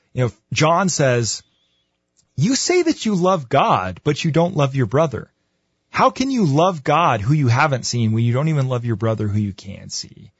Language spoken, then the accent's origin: English; United States; as a white guy growing up in America